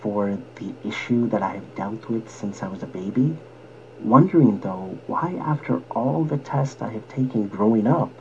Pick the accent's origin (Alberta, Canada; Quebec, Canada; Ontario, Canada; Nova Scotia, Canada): Ontario, Canada; Scarborough; I was born in Scarborough, Ontario, many, many years ago